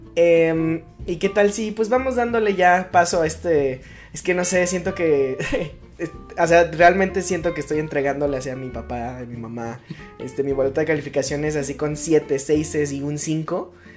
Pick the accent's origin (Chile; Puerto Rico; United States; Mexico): Mexico; a mí como mexicano